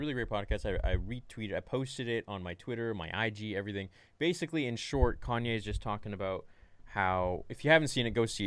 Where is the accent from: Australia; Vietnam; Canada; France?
Canada; I'm Canadian